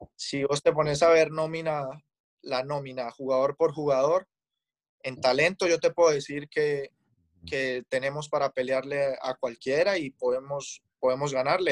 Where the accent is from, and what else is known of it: Colombia; moved away as an adult; now in Los Angeles, United States